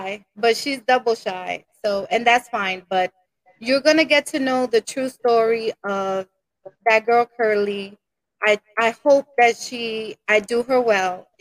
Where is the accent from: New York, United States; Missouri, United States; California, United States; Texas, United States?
New York, United States; New York City; I grew up in Washington Heights